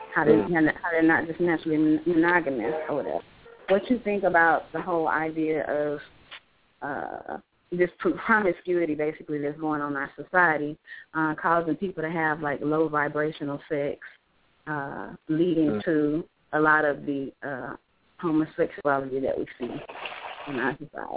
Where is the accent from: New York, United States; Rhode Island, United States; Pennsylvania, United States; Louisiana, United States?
Louisiana, United States; now in Florida, United States; I'm down here in Florida right now. I'm from Louisiana